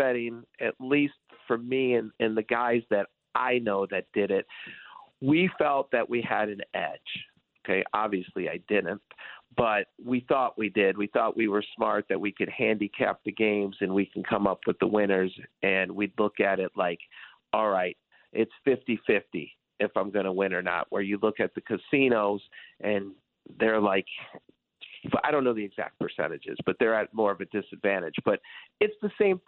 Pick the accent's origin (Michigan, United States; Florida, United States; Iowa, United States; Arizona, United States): Michigan, United States; Detroit; I grew up in Detroit, and I was a huge Detroit sports fan